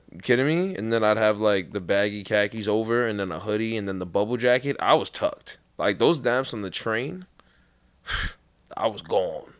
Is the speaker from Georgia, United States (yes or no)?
no; New York City, New York, United States; born or raised there; moved away